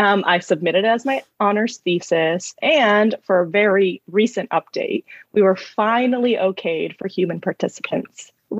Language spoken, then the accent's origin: English; California, United States; I was raised in the Valley, in the San Fernando Valley in California, which isn't the safest area, but it's not the worst.